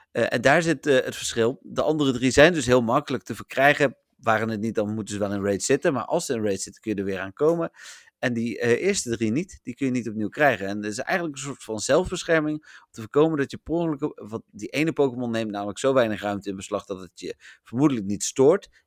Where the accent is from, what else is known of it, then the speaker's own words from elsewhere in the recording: Elburg, Gelderland, Netherlands; born there; Ik ben geboren in Elburg, Melvin. Ik bedoel, heb verder niks met die stad of dat dorp, maar ik ben er geboren.